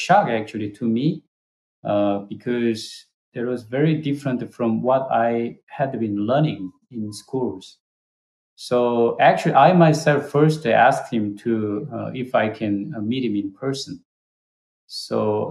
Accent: South Korea; English is a second language; moved away

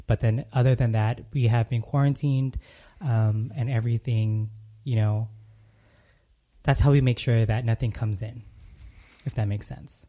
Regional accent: California, United States; moved away as an adult; now in Arizona, United States

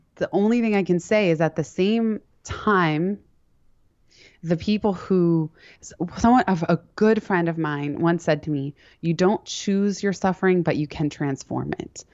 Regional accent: San Francisco, California, United States; also born or lived in Palo Alto; now in New York City, United States; I grew up in San Francisco and Palo Alto

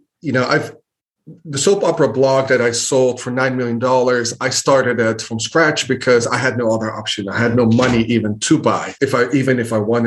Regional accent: Netherlands; moved away as an adult; now in United States; I grew up in Holland, the Netherlands, moved to the States 12, 13 years ago

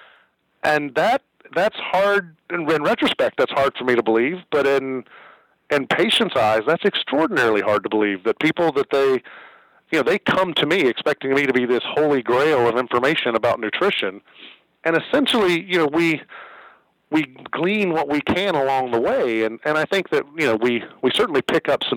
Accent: Greensboro, North Carolina, United States; also born or lived in Chapel Hill, North Carolina / Pittsburgh, Pennsylvania; I grew up in Greensboro

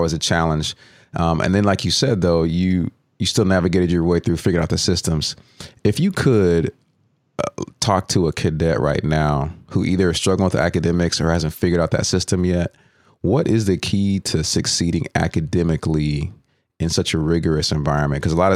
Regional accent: Allen, Texas, United States; I grew up in Allen, Texas

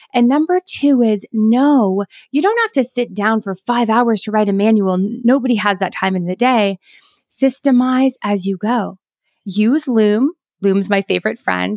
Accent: Canada; I'm Canadian

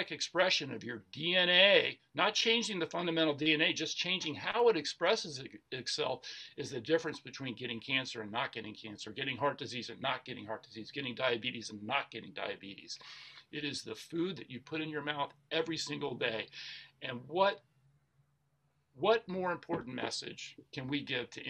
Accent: Atlanta, Georgia, United States; I grew up in Atlanta, Georgia, where fried food, you know, fried chicken is a food group in Atlanta, Georgia.

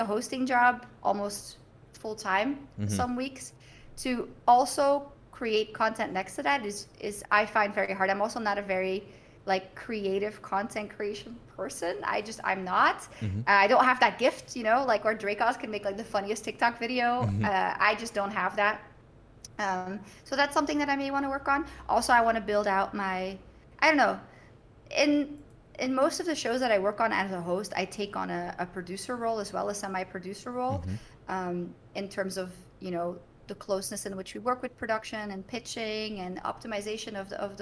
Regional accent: Bruges, Flanders, Belgium; So, I'm from Bruges, right? From Brugge.

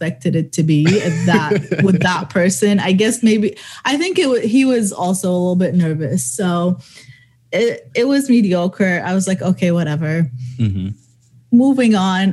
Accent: Dubai, United Arab Emirates; also born or lived in Middle East; I was born in the Middle East. I grew up in Dubai most of my life

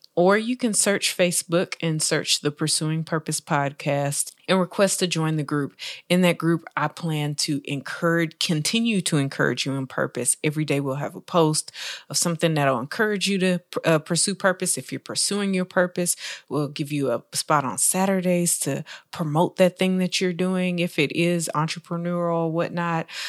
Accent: Texas, United States; I am from Texas

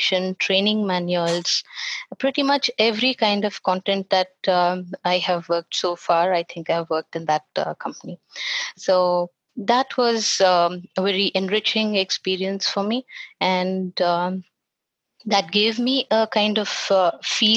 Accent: Bangalore, Karnataka, India; I'm from Bangalore, and I pretty much spent most of my years learning and education and everything in Bangalore

